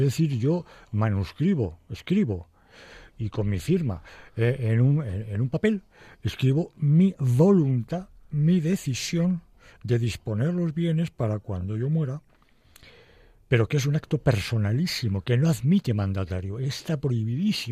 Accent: Madrid, Community of Madrid, Spain; yo nací en el Madrid de las Vistillas.

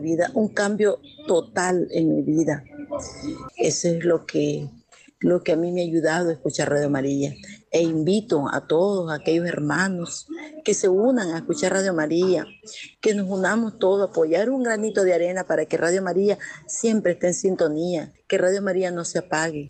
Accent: Ciudad Sandino, Managua, Nicaragua; nicaragüense del municipio de Ciudad Sandino.

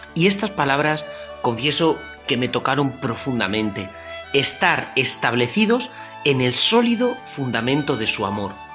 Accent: Toledo, Castilla-La Mancha, Spain; yo soy de Toledo

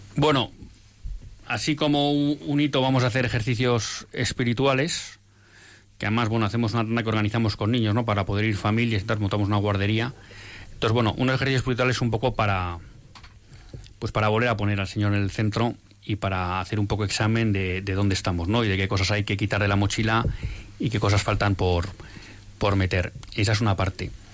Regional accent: Bilbao, Basque Country, Spain; moved away as an adult; ya he dicho que soy de Bilbao, entonces yo más o menos hasta los, nunca sé muy bien, pero hasta los 33, 34 vivo en Bilbao

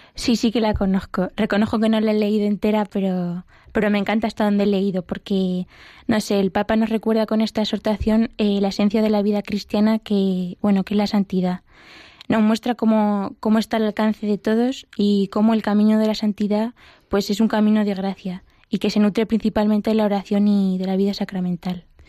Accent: Mota del Cuervo, Castilla-La Mancha, Spain; moved away as an adult; now in Madrid, Spain; yo soy de, Mota del Cuervo, que es un pueblo de, la cuenca manchega

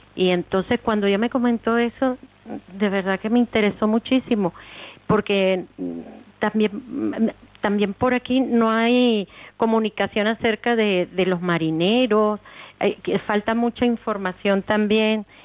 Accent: Venezuela; also born or lived in Mexico; now in Canary Islands, Spain; Yo vengo de Venezuela

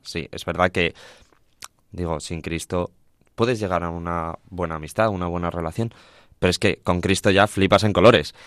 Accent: Villafranca del Bierzo, Castile and León, Spain; mi pueblo, Villafranca del Bierzo, en el Camino de Santiago francés

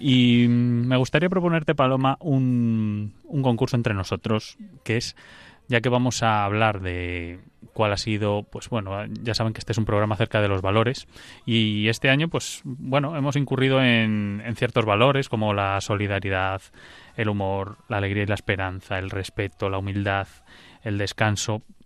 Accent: Madrid, Community of Madrid, Spain; also born or lived in Sierra de la Culebra, Zamora; yo soy madrileño

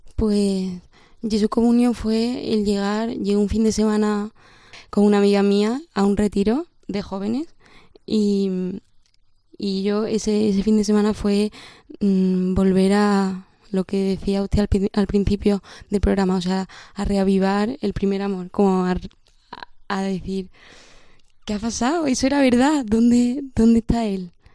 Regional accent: Córdoba, Andalusia, Spain; tengo 21 años y soy de Córdoba

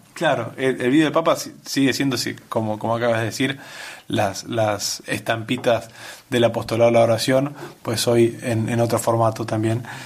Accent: Argentina; soy argentino, trabajaba en Buenos Aires en una agencia de publicidad

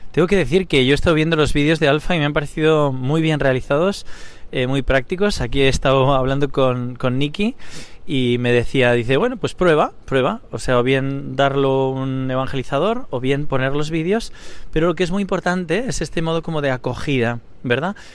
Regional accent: Spain; como nosotros españoles

